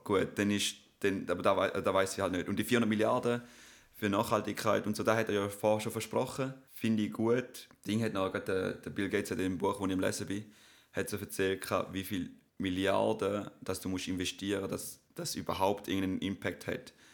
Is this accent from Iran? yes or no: no; Switzerland; Auch als Schweizer